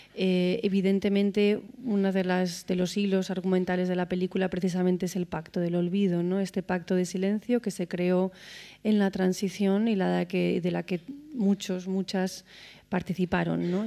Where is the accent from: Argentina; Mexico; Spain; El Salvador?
Spain; como española